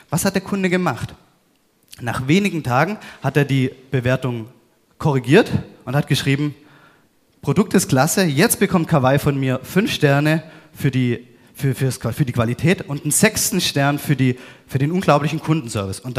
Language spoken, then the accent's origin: German; Baden-Württemberg, Germany